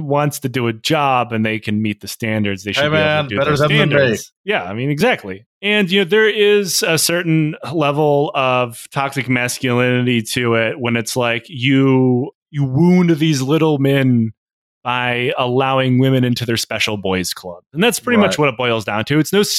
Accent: United States; Yeah, pretty much. Like, we're both American.

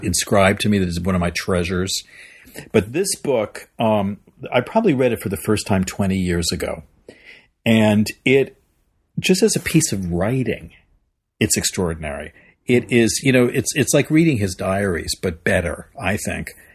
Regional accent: Long Island, New York, United States; moved away as an adult; now in Los Angeles, United States; I grew up in New York. I grew up actually on Long Island

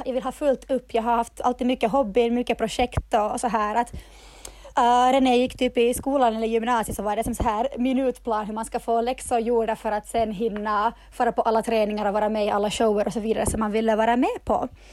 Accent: Turku, Southwest Finland, Finland; jag kommer från Åbo och jag driver dansstudion KDC i Åbo

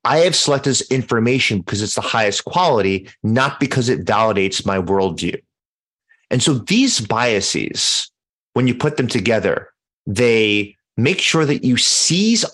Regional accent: New York City, New York, United States; I grew up in Manhattan

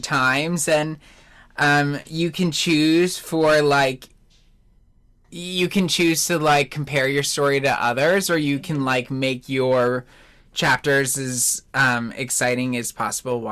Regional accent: New Jersey, United States; moved away; I grew up in New Jersey

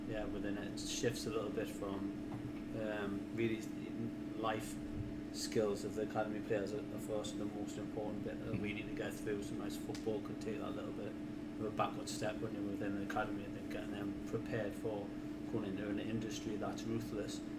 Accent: South Shields, North East England, United Kingdom; South Shields first, with it being my hometown club

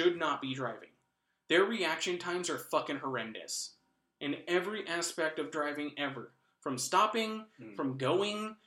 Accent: United States; as an American

